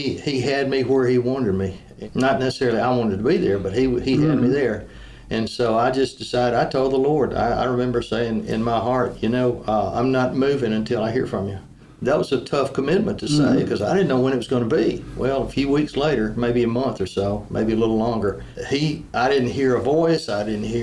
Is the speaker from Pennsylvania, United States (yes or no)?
no; Tarrant, Alabama, United States; I grew up in the early 50s or mid 50s to 60s down in a little town right outside of Birmingham called Tarrant